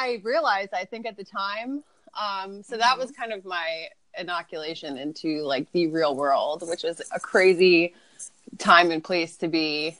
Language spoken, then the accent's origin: English; Connecticut, United States; moved away as an adult; also born or lived in New York; I grew up in New England and had kind of the stereotypical New England upbringing